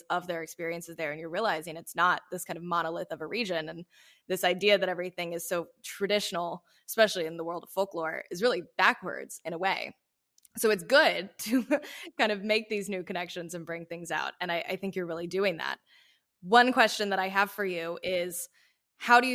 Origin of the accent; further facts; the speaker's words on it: the South, United States; growing up in the South, I experienced this